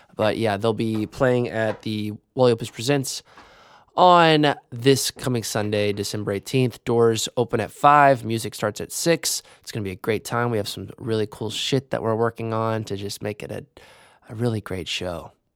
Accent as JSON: {"language": "English", "town": "Evansville", "region": "Indiana", "country": "United States", "tie": "born or raised there", "said": "my hometown of Evansville"}